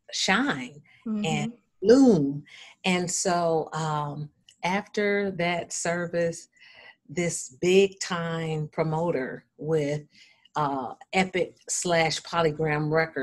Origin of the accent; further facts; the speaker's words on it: Battle Creek, Michigan, United States; Battle Creek, my hometown